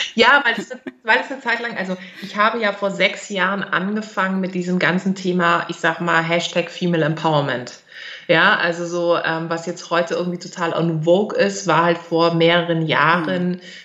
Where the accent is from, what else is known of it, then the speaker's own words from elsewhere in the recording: Germany; accent: German accent (in her Turkish); Ich habe so einen deutschen Akzent drin.